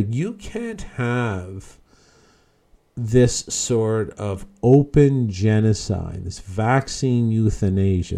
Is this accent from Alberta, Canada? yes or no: no; Newfoundland and Labrador, Canada; moved away; I'm originally from Newfoundland